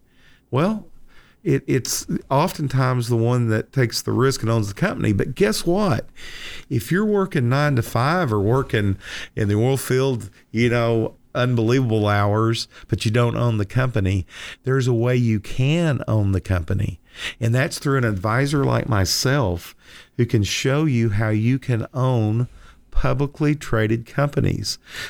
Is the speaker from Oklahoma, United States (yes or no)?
yes; Lindsay, Oklahoma, United States; if you're a country person like me, I grew up in Lindsay, Oklahoma, I attended several cattle auctions.